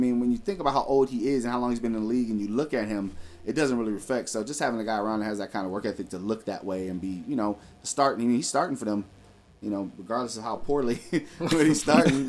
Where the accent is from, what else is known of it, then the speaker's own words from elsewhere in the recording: Cleveland, Ohio, United States; my struggle growing up in Cleveland, Ohio.